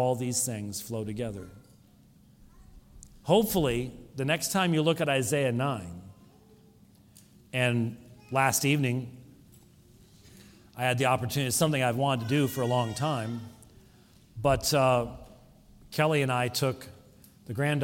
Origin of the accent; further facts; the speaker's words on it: Scotland, United Kingdom; I'm a Scotsman.